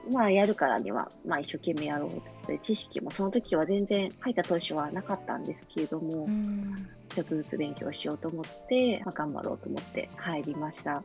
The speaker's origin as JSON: {"language": "Japanese", "region": "Tokyo", "country": "Japan", "tie": "born or raised there", "moved": "as an adult", "lives_now": "Kumano, Japan", "said": "もともとはあの東京生まれ東京育ちでまあ、練馬区っていうところをずっと過ごしてたんですけれども"}